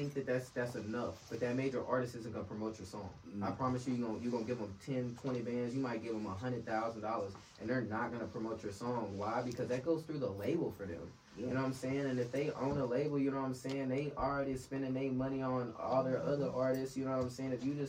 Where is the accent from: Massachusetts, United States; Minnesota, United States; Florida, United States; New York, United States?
Florida, United States; Tampa; born there; You know, I was born in Tampa, Florida, so, you know.